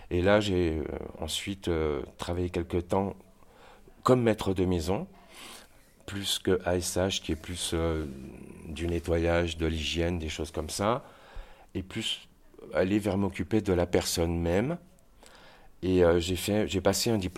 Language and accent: French; Saint-Étienne, Auvergne-Rhône-Alpes, France; also born or lived in Savoie / Marseille / Avignon; Je suis originaire de Saint-Étienne à la base, qui est le nord du Massif central.